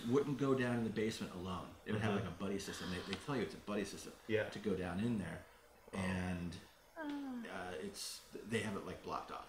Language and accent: English; Carmel, Indiana, United States; now in Las Vegas, United States; I'm from Indiana.